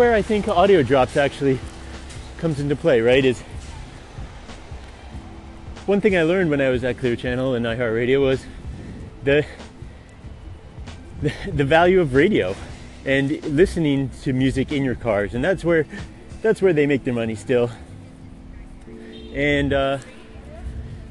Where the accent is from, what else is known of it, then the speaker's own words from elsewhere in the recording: Albany, New York, United States; moved away; I grew up in Albany, New York